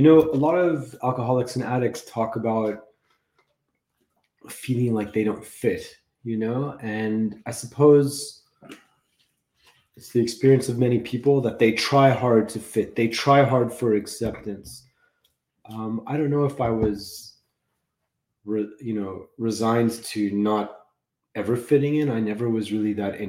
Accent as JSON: {"language": "English", "town": "Los Angeles", "region": "California", "country": "United States", "tie": "born or raised there", "said": "I grew up in Los Angeles. I got sober in Los Angeles at the age of 22."}